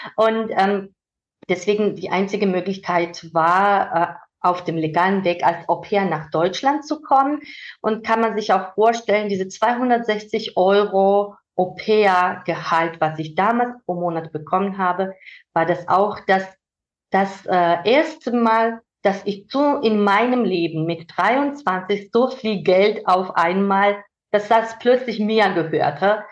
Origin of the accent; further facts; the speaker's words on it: Georgia; German is a second language; moved away as an adult; now in Germany; dass ich aus Georgien komme